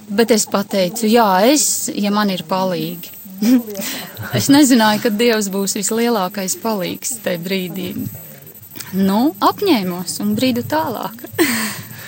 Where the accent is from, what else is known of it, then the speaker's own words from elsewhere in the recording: Ape, Vidzeme, Latvia; Es esmu no Apes, mazas pilsētiņas, bijušā Alūksnes rajonā